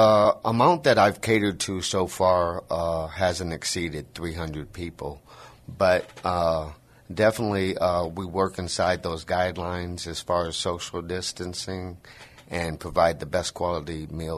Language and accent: English; Michigan, United States; also born or lived in Indiana; now in San Antonio, United States; I'm from Michigan. I was born and raised. I grew up in a small town between Chicago and Detroit.